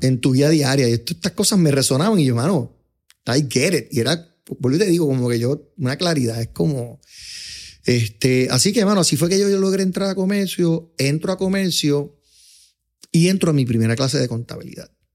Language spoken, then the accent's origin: Spanish; Puerto Rico; yo me crié en un ambiente como que middle class, clase media de Puerto Rico. Yo me crié en Fairview, en la calle 46